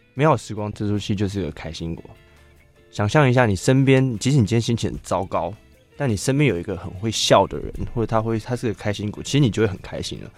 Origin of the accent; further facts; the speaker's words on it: Taoyuan, Taiwan; 我是在桃园长大的